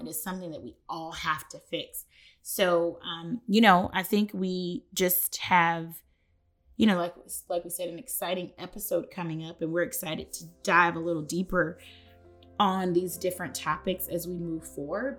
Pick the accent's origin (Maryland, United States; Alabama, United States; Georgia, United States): Georgia, United States; Atlanta; I grew up on Spelman's campus